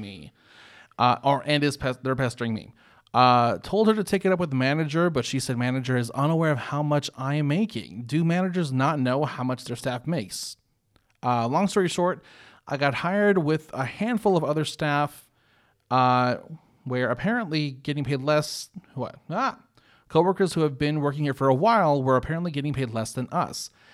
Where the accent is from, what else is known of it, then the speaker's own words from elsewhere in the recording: North Carolina, United States; also born or lived in Illinois; growing up in, in North Carolina since oh four is when we moved down here from Illinois.